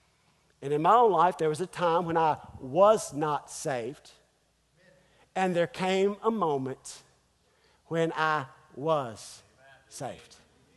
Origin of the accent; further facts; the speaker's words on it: North Carolina, United States; also born or lived in Springfield, Missouri; Well, I was born in Springfield, Missouri. I lived 6 long weeks in Springfield, Missouri, and then came to North Carolina.